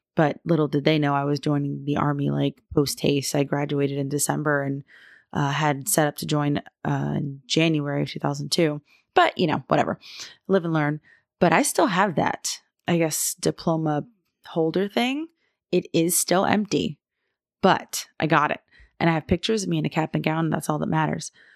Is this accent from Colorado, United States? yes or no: no; Florida, United States; moved away as an adult; I am from Florida